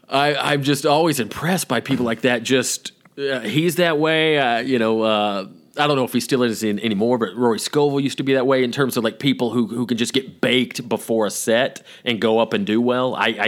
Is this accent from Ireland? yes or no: no; the South, Southern United States, United States; accent: Southern